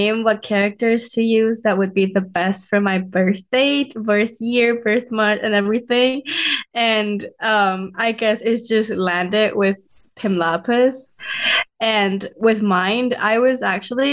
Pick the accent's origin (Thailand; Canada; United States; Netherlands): Thailand; moved away; I came from Thailand